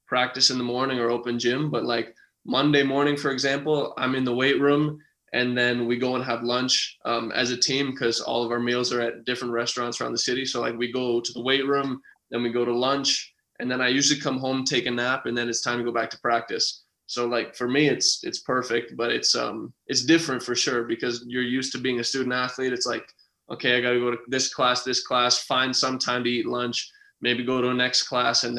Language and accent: English; outside of North Bay, Ontario, Canada; I didn't even grow up in North Bay. I grew up outside of North Bay